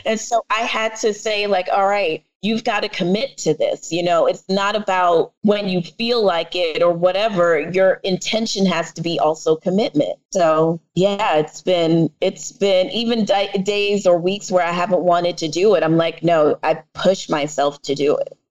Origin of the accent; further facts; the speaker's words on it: New York City, New York, United States; accent: New York; my parents, my family is Jamaican, and I am from the Bronx